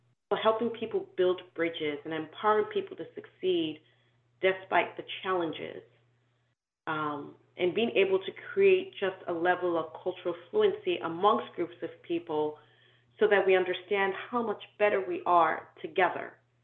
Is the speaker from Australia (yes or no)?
no; Nigeria; also born or lived in Canada / Sierra Leone; I was born in Canada, I grew up in Nigeria, but I'm from Sierra Leone because in my culture, you're where your father's from.